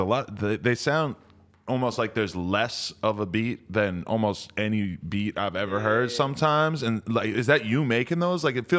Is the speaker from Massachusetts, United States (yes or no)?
yes; Massachusetts, United States; I'm from East Coast, outside Boston.